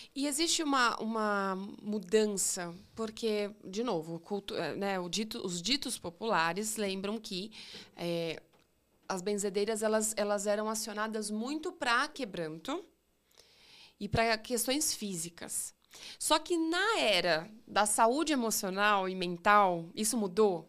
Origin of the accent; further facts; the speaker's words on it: interior of São Paulo, Brazil; Eu, eu sou do interior de São Paulo